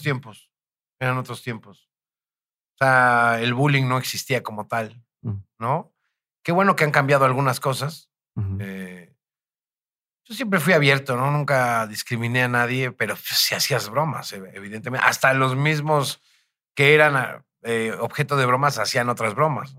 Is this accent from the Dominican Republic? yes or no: no; Naucalpan, State of Mexico, Mexico; por mis rumbos de chico, por el Estado de México, por Naucalpan